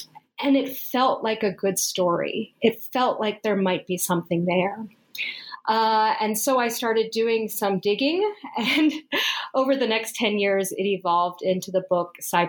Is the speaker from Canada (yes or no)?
no; Colombia; born there; Another part of the story is that I was born in South America. I was born in Colombia.